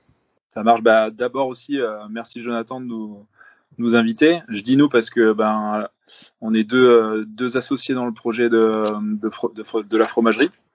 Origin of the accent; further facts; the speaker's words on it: Paris, Île-de-France, France; moved away; j'ai grandi à Paris.